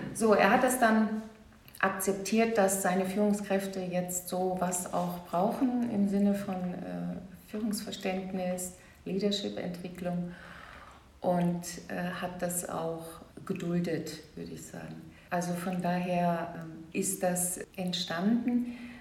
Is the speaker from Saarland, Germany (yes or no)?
yes; Saarland, Germany; moved away as an adult; also born or lived in Baden-Württemberg; ich bin auch geboren, aufgewachsen im Saarland, in einer kleinen, sehr bürgerlichen Gemeinschaft